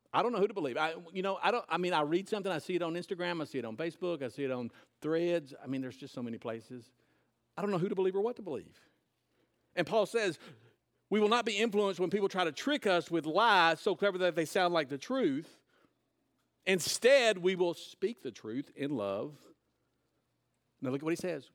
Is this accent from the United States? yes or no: yes; United States; as an American